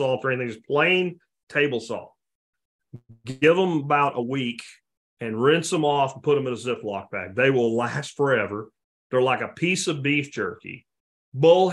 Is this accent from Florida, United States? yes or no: yes; Jacksonville, Florida, United States; moved away; from Jacksonville, Florida, way back. I mean, I grew up on eating catfish